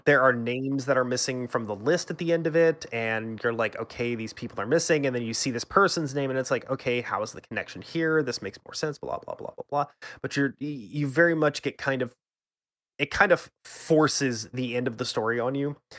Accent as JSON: {"language": "English", "country": "United States", "said": "I'm an American"}